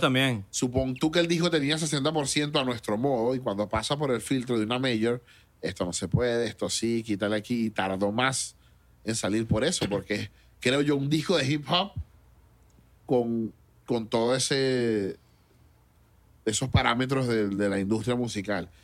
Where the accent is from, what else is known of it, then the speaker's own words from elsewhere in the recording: Caracas, Venezuela; moved away as an adult; also born or lived in Mexico; now in United States; los toques de rap cuando yo era niño eran en Pinto Salina, en La Dolorita